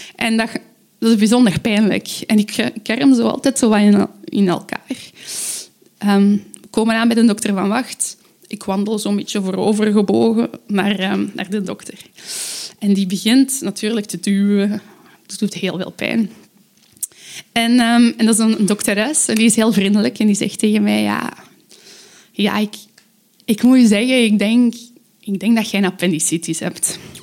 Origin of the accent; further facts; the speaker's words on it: Aalst, Flanders, Belgium; ik kom uit Aalst.